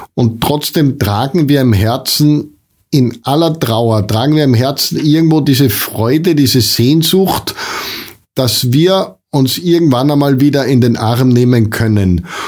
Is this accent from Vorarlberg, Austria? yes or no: no; foot of the Untersberg, Salzburg, Austria; ich habe das ganz große Glück, hier am Fuß vom Untersberg leben zu dürfen